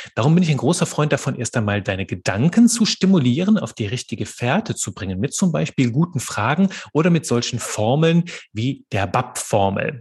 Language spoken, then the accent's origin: German; Belgium; moved away as an adult; also born or lived in Aachen, Germany / Liège, Belgium / Marburg, Germany; now in Kerpen, Germany; bin gebürtiger Belgier und wohne heute in Kerpen bei Köln.